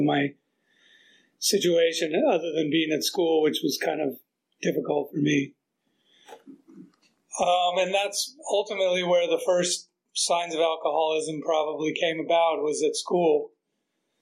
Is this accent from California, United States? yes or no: yes; San Diego, California, United States; also born or lived in Maryland; I grew up in San Diego. I actually grew up in Maryland before that, till I was in third grade, but then I moved to San Diego